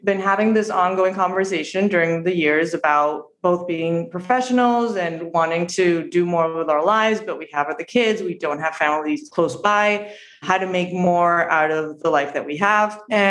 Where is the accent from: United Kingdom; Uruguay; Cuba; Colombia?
Uruguay; Montevideo; moved away as an adult; now in Miami, United States; I'm from Uruguay